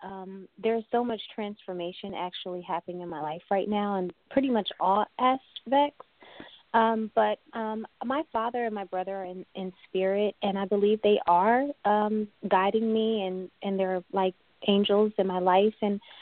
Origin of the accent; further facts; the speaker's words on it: East Coast, United States; now in California, United States; I'm calling from, California, but I'm originally from the East Coast as well.